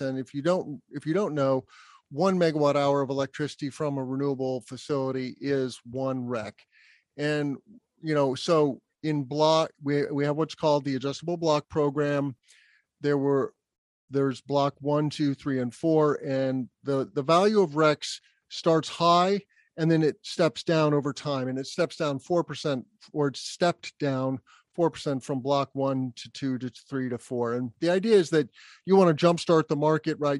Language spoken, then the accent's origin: English; Albuquerque, New Mexico, United States; also born or lived in Bloomington, Indiana; So I was lucky enough to grow up in a very sunny place in Albuquerque, New Mexico. Even though I'm a Midwesterner by birth, I was born in Bloomington, Indiana. My family moved to Albuquerque when I was two